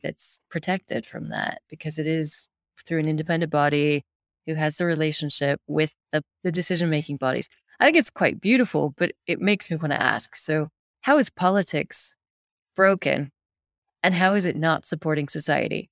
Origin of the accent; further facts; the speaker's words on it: United States; being American